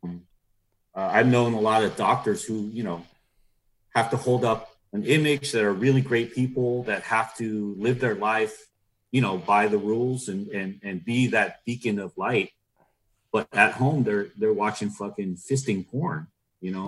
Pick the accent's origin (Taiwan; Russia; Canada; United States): United States; Norwalk, California; where we grew up around Norwalk, you know, Paramount